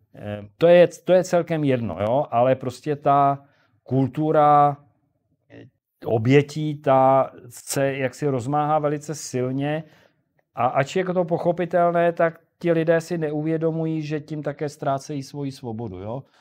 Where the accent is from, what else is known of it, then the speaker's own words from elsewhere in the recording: Prague, Czechia; já jsem Pražák starý